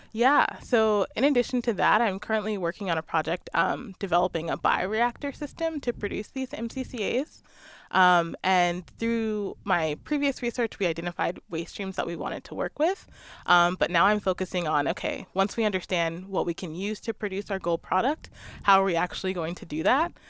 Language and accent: English; Maryland, United States; moved away; I grew up in Maryland near the Chesapeake Bay